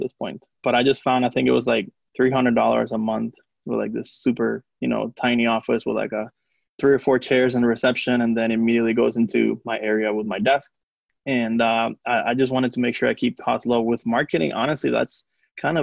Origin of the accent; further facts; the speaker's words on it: Puerto Rico; first language Spanish; English is a second language; now in Atlanta, United States; So I'm from Puerto Rico. So Spanish is my, you know, native language.